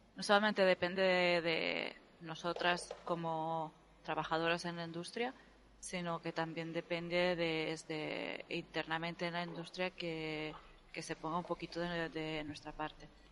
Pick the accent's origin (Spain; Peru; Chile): Spain; los españoles somos hispánicos o somos latinos